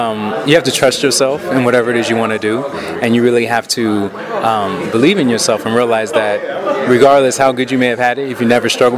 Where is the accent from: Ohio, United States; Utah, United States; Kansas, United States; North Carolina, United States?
Ohio, United States; Columbus; moved away; I'm from Columbus, Ohio originally.